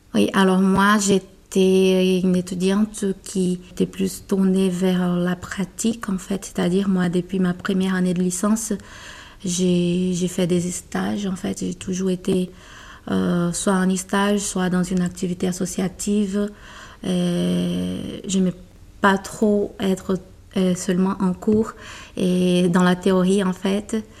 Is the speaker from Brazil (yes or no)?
yes; Brazil; French is a second language; moved away as an adult; now in France; je suis brésilienne